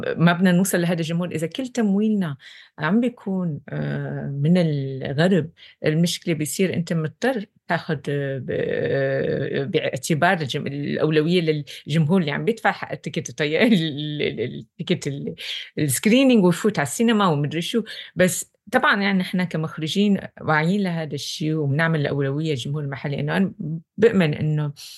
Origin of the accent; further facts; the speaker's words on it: Syria; moved away; كسورية أنا